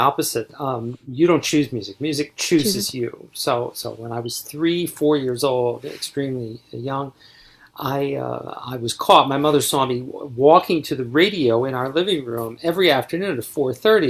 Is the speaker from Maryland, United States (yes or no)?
yes; Baltimore suburbs, Maryland, United States; growing up in the Baltimore suburbs